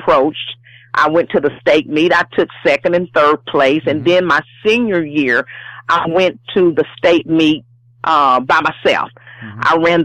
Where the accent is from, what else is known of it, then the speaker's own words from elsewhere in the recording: Harriman, Tennessee, United States; from Harriman, Tennessee, my hometown